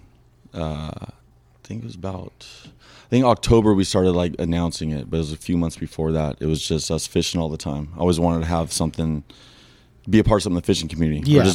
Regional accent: Los Angeles, California, United States; I grew up San Pedro, California here.

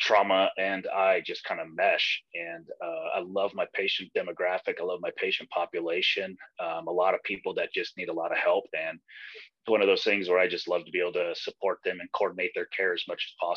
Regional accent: Aurora, Colorado, United States; also born or lived in Nebraska; I'm from Aurora, Colorado, and I work at the University of Colorado Hospital

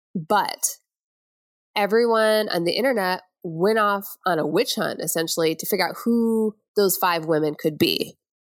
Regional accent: Flint, Michigan, United States; moved away; I'm from Flint, Michigan, outside of there.

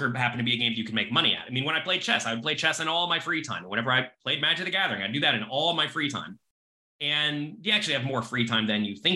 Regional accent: Florida, United States; now in New York City, United States; I am American. I was born in Florida, but I live in New York City now.

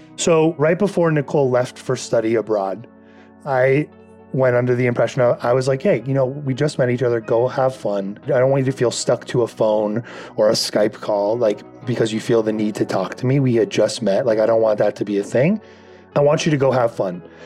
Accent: Calabasas, California, United States; I'm from Calabasas, California

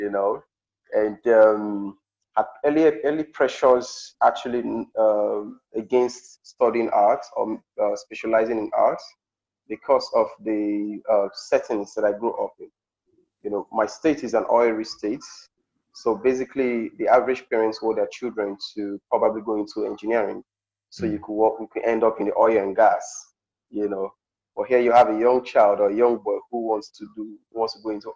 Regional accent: Delta, Nigeria; also born or lived in Auchi, Edo State; I'm traditionally from Delta State, Nigeria, the southern part of Delta State. I grew up in my local community in the rural environments

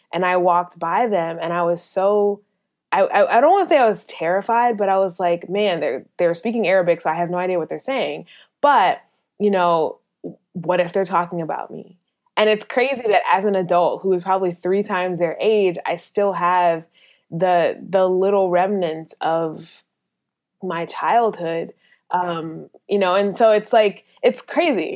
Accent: Minnesota, United States; moved away; also born or lived in North Carolina; I grew up in Minnesota, which didn't have a very large, uh, population of people

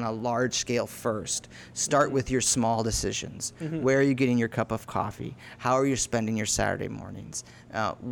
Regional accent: Lake Mary, Florida, United States; I grew up in Lake Mary

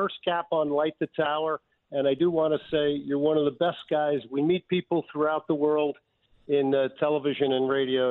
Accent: New Jersey, United States; I grew up in New Jersey

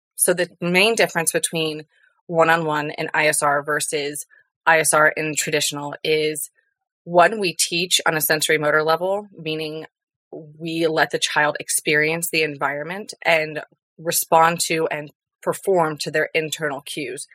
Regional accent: the Florida Keys, United States; moved away as an adult; now in Colorado, United States; I was born and raised in the Keys

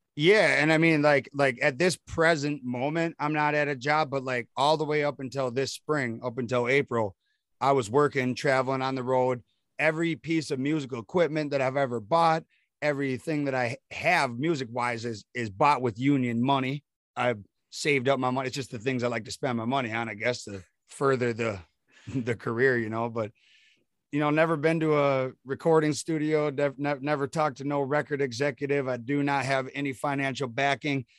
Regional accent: Prescott, Wisconsin, United States; I'm from Prescott, Wisconsin

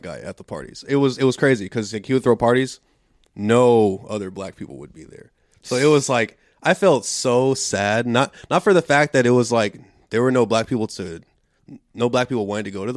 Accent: Houston, Texas, United States; we come from Alief

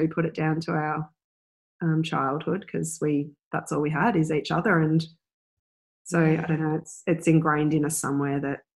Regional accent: Upwey, Victoria, Australia; We grew up in the foot of the Dandenong Ranges. So in Victoria. Pretty. Yeah, it's called Upway.

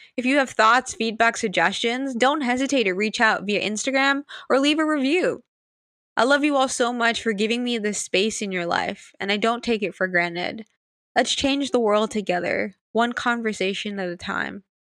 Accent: Sint Maarten; I'm from Saint Martin

